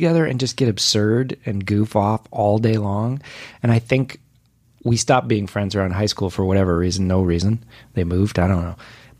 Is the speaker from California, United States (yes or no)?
yes; Whittier, California, United States; Whittier, California.